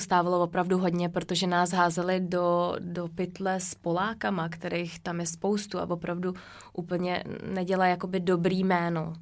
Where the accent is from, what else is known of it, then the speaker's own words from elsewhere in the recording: Czechia; moved away as an adult; also born or lived in Norway; já jsem z České republiky